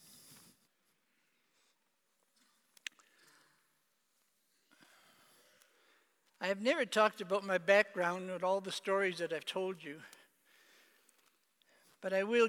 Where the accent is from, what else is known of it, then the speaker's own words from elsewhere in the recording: Canada; moved away; I was made Father of the Year in my hometown in Canada